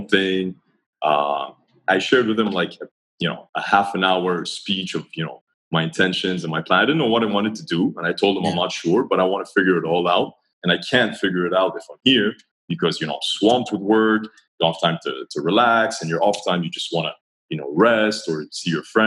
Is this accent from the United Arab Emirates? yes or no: yes; Dubai, United Arab Emirates; also born or lived in Montreal, Canada; I grew up in Dubai.